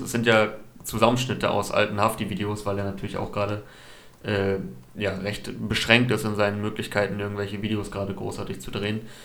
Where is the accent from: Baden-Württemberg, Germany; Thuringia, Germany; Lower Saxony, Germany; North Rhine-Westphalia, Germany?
Lower Saxony, Germany; Osnabrück; moved away as an adult; also born or lived in Cologne; jetzt übergangsweise kurz in Osnabrück in meiner alten Heimatstadt